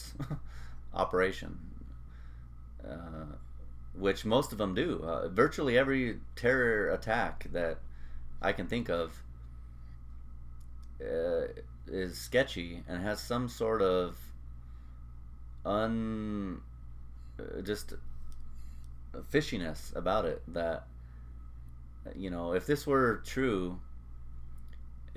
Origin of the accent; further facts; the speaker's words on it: United States; being an American